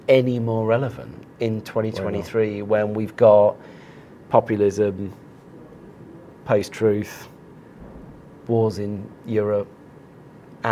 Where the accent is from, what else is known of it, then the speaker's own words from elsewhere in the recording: Cambridgeshire, East of England, United Kingdom; now in Hertfordshire, United Kingdom; I'm from Cambridgeshire